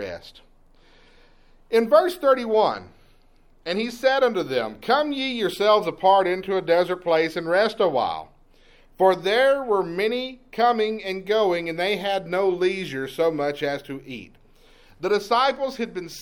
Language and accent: English; East Texas, United States; Growing up in East Texas